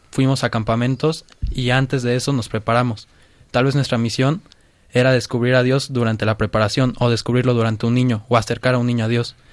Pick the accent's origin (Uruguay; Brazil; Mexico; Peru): Mexico; de México.